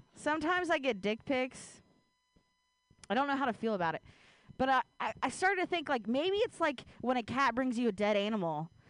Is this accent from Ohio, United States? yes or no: yes; Ohio, United States; now in San Francisco Bay Area, United States; I grew up in Ohio